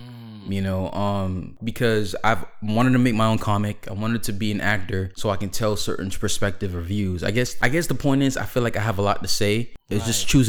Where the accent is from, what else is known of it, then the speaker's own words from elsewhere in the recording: New York City, New York, United States; now in Florida, United States; I'm originally from Brooklyn, New York, but I spent half of my life in New York and half of my life in Florida, and Florida is where we currently live.